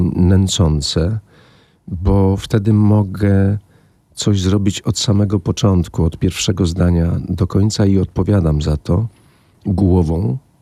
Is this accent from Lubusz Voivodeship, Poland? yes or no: no; Wałbrzych, Lower Silesian Voivodeship, Poland; also born or lived in Wrocław; z Wałbrzycha